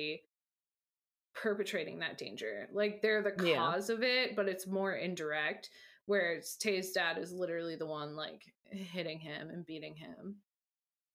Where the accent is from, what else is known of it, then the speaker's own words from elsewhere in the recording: United States; I as an American